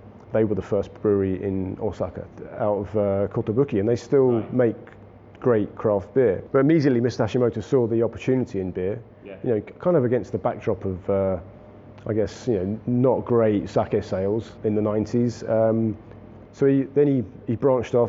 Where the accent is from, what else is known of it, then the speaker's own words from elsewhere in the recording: United Kingdom; moved away as an adult; also born or lived in Fukuoka, Japan / Tokyo, Japan; I'm British